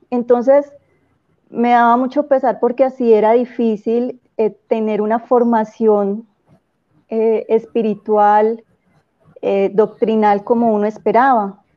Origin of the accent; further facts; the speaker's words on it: Cúcuta, Norte de Santander, Colombia; Eh, bueno, Nora, te cuento que, mm, bueno, soy de Cúcuta, empezando por ahí, no